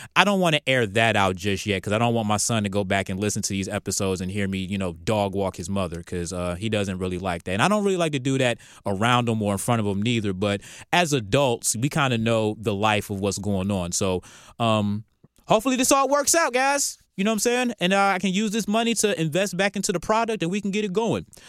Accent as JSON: {"language": "English", "town": "Norfolk", "region": "Virginia", "country": "United States", "moved": "yes", "lives_now": "Atlanta, United States", "said": "we're from Norfolk"}